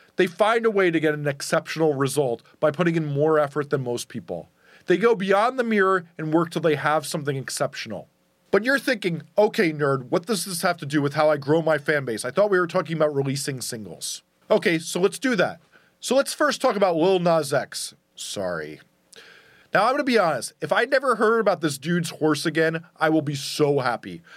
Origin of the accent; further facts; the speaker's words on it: New York, United States; accent: New York; my New York accent